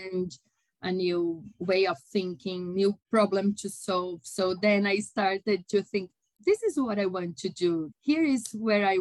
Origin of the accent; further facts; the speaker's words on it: São Paulo, Brazil; I am a Brazilian. I was born in São Paulo and lived my entire life here in São Paulo City.